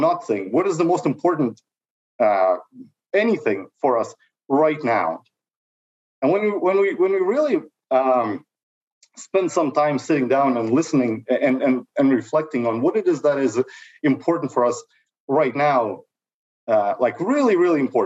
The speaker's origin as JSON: {"language": "English", "country": "Russia", "moved": "as an adult", "lives_now": "Canada", "said": "I'm 40 years old. I'm an immigrant from Russia that's been here in Canada for over 20 years"}